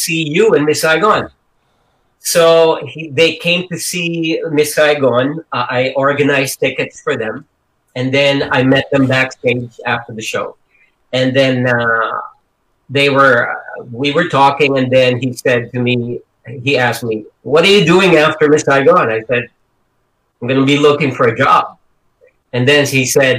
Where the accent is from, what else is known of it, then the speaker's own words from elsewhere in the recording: Quezon City, Metro Manila, Philippines; English is a second language; moved away; Our house was in this one of the slums in Quezon City